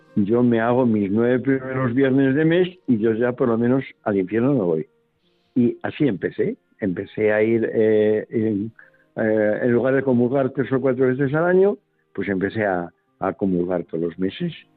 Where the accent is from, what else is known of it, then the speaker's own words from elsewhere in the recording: Colmenar Viejo, Community of Madrid, Spain; now in Madrid, Spain; me, crié, nací en los años 40 y luego viví en los años 50 mm, de la clase media de Colmenar